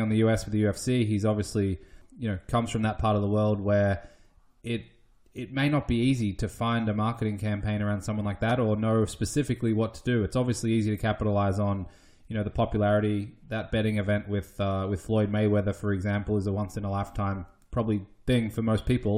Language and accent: English; Australia; now in United States; growing up in Australia